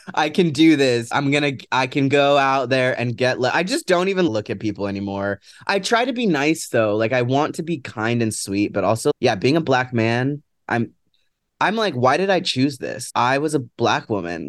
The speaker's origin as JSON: {"language": "English", "town": "Seattle", "region": "Washington", "country": "United States", "said": "I'm from Seattle"}